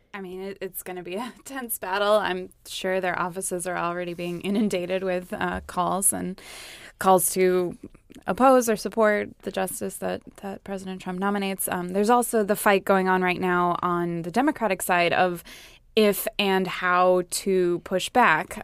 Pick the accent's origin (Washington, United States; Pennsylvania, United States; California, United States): California, United States; moved away; my home state, California